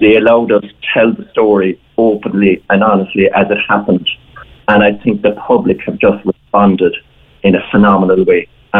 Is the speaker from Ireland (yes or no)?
yes; West Cork, Munster, Ireland; moved away as an adult; now in East Cork, Ireland; I'm not from Killa, I'm from West Cork originally, but I came to live in East Cork in 95